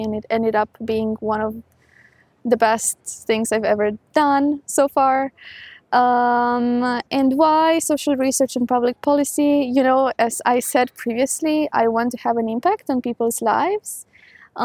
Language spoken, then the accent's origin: English; Romania; moved away as an adult; also born or lived in United Arab Emirates; So I'm originally from Romania. I lived there for 19 years and then I moved to the UAE.